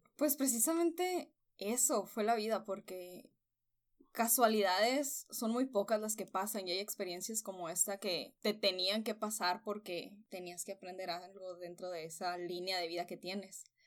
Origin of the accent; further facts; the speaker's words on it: Nogales, Sonora, Mexico; moved away as an adult; now in Hermosillo, Mexico; Yo soy de Nogales